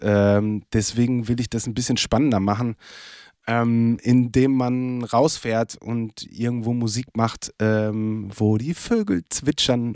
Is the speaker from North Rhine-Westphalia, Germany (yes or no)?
yes; Lippstadt, North Rhine-Westphalia, Germany; moved away; in Lippstadt, in meiner Heimat